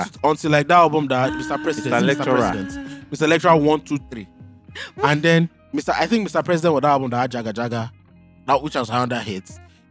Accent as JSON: {"language": "English", "town": "Akure", "region": "Ondo", "country": "Nigeria", "tie": "born or raised there", "moved": "yes", "said": "I was born in 1999, and I grew up in Akure."}